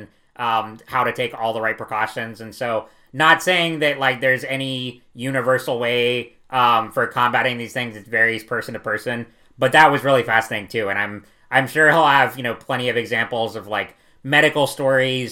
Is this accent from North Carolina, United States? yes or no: yes; North Carolina, United States; from my home state of North Carolina